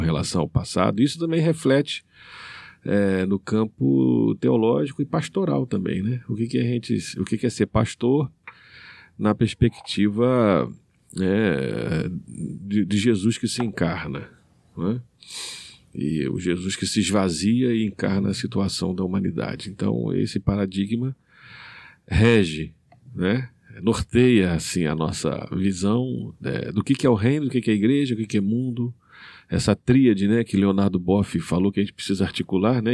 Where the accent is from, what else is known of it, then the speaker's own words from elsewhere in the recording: Rio de Janeiro, Brazil; moved away as an adult; now in Maranhão, Brazil; Eu sou carioca de origem, estou há 25 anos no, é, aqui no Maranhão.